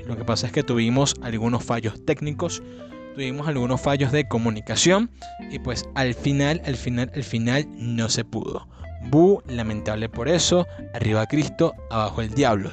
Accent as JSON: {"language": "Spanish", "town": "Cabudare", "region": "Lara", "country": "Venezuela", "tie": "born or raised there", "also_born_or_lived": "New York City, United States", "said": "en New York City, mi ciudad natal, junto con Cabudare"}